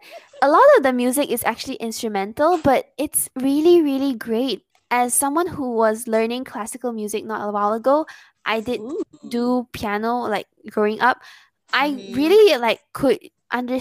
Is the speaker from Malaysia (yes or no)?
yes; Malaysia; I'm Malaysian